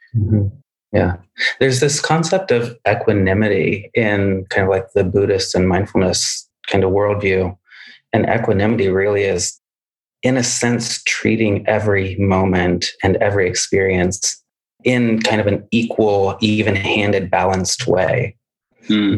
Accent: Midwest, United States; I grew up in the Midwest where it would snow

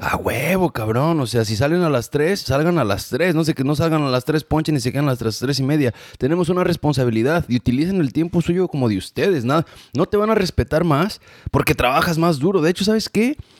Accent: Mexico; moved away as an adult; now in United States; la gente de mi pueblo, mi querido Meca

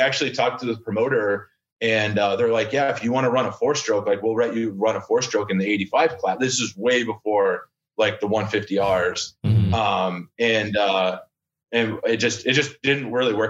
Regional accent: Portland, Maine, United States; moved away; also born or lived in Limerick, Maine; I grew up in Maine, but my wife's from Arizona

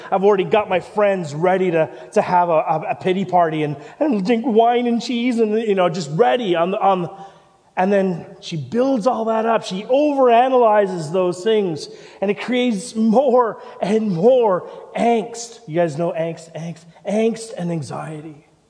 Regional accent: Canada; moved away as an adult; also born or lived in Vancouver; now in Christchurch, New Zealand; I'm the pastor here, and I'm from Canada

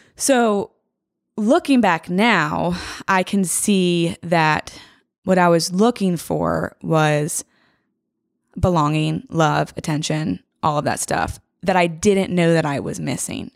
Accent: Franklin, Tennessee, United States; I'm from Franklin

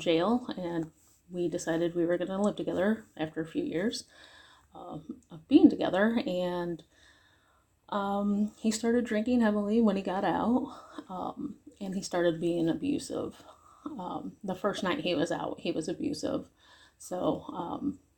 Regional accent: Cleveland, Ohio, United States; I'm from Northeast Ohio area, around the Cleveland area

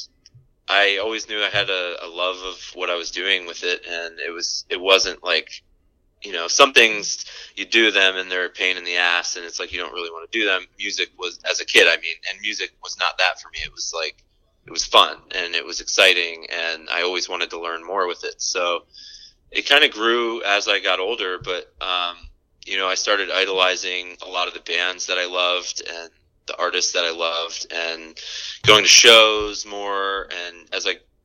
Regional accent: Newtown, Pennsylvania, United States; I grew up in the Newtown area, Bucks County

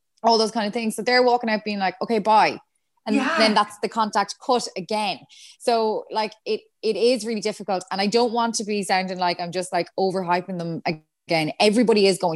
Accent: Galway, Connacht, Ireland; moved away as an adult; now in Dublin, Ireland; I'm from Galway. Like I just moved up here.

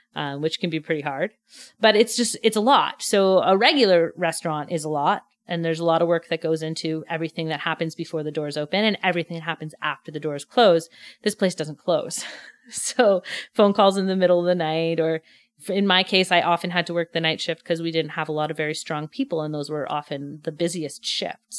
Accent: Montreal, Quebec, Canada; moved away as an adult; also born or lived in Pointe-Claire / Vancouver; I grew up in the West Island

